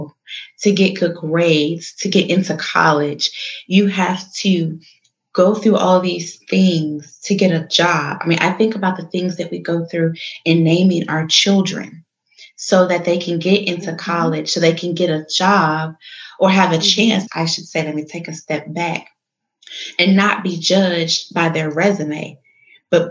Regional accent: Chicago, Illinois, United States; my hometown, the city of Chi

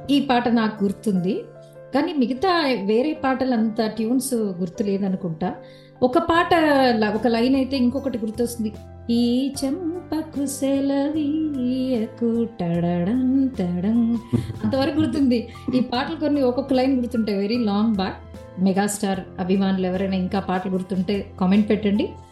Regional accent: India; moved away as an adult; now in United States; మేమిద్దరం యుఎస్ లో ఉంటాము మనం భారతీయులమే

